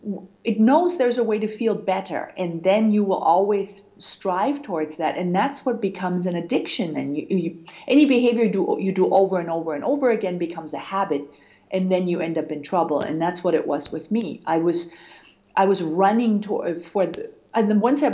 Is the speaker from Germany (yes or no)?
yes; Germany; moved away; also born or lived in United States; I'm originally from Germany